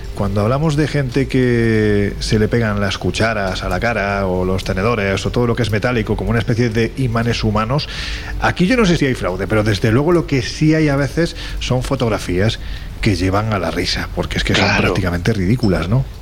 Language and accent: Spanish; Andalusia, Spain; soy un andaluz sin ninguna gracia